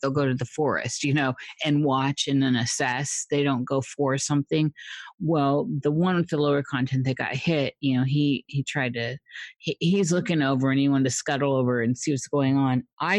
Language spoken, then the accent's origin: English; Midwest, United States; I grew up in the Midwest in Tornado Alley.